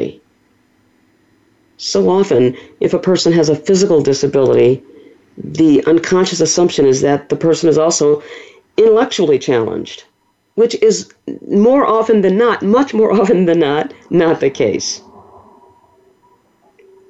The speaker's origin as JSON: {"language": "English", "town": "New Orleans", "region": "Louisiana", "country": "United States", "tie": "born or raised there", "said": "I was born and raised in the Deep South. I'm a native of New Orleans"}